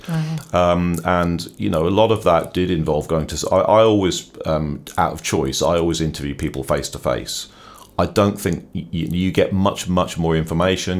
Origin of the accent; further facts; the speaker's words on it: Norwich, East of England, United Kingdom; also born or lived in Dublin, Ireland; I'm from Norwich, so I'm a native of the, of the city